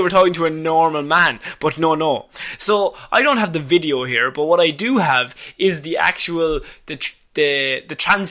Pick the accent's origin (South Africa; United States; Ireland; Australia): Ireland; you go to the pub, as all Irish people